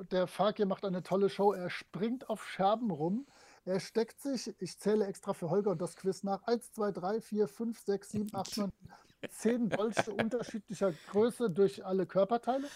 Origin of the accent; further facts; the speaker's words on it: France; moved away; früher so als Kind in Frankreich